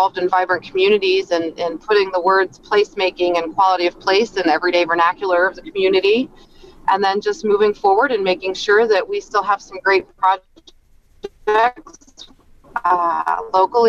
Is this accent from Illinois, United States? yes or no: yes; Chicago, Illinois, United States; also born or lived in Texas; now in Elkhart County, United States; I am originally from Chicago